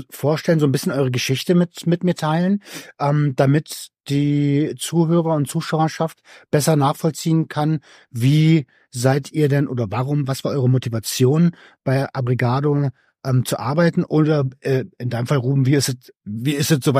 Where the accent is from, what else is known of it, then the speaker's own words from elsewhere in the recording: Hamburg, Germany; Ich bin geborener Hamburger, ja.